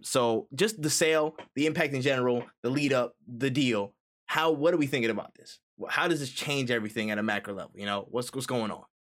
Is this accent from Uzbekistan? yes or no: no; New York, United States; moved away; I'm from New York originally